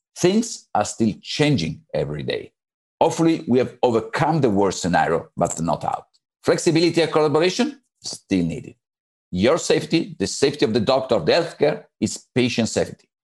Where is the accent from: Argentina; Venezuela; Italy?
Italy; from Italy. I work in Galeazzi in Milan Istituto Ortopedico